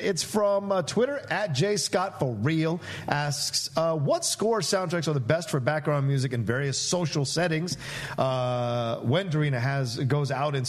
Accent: Virginia, United States; moved away; Growing up in the South in Virginia, bluegrass music was something that I was always around, and spirituals and things of that nature, so Oh Brother always makes me feel like I'm back in Virginia.

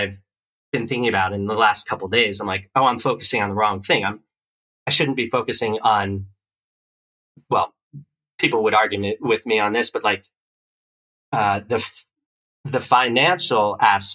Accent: East Coast, New Jersey, United States; moved away as an adult; I grew up on the East Coast

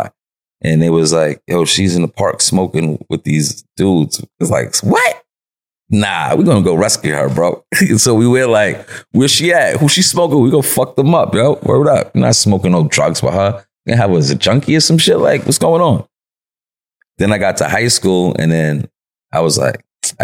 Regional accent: New York City, New York, United States; I'm from Broadway where a lot of drugs were sold, a lot of drugs was bought. You know what I'm saying? And it really is a nice place though. You know what I'm saying? It's a nice place, but it, you know, we had a lot of fun there. Like we had a lot of fun growing up uptown.

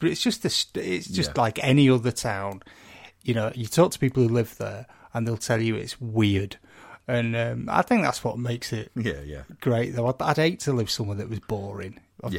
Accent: Wigan, North West England, United Kingdom; also born or lived in St Helens; I'm originally from St. Helens. I grew up around Wigan because my mum and dad were both from Wigan, so I consider this kind of like my home.

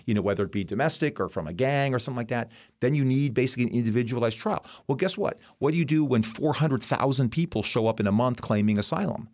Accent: United States; as an American

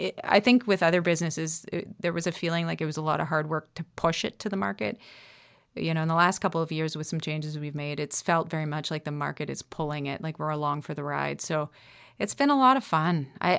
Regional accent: Nova Scotia, Canada; I'm definitely a Nova Scotian and I love my roots.

